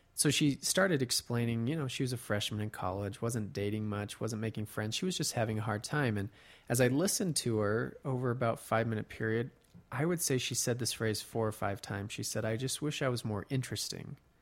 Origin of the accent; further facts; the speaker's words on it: Colorado, United States; now in Utah, United States; I grew up in Colorado